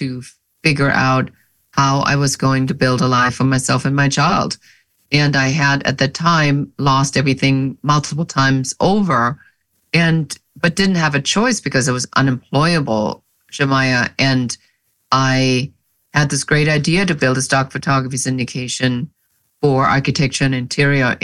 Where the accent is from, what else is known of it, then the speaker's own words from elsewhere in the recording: Germany; moved away as an adult; now in United States; I am original from Germany